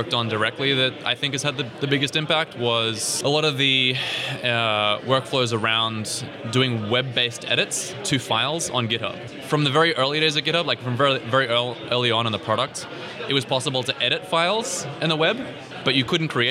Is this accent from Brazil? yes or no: no; New Zealand; also born or lived in Australia / Northern Ireland / Scotland; now in London, United Kingdom; I hail from New Zealand originally